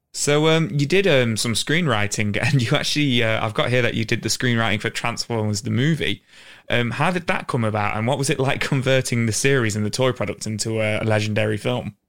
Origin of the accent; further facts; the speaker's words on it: England, United Kingdom; we're from England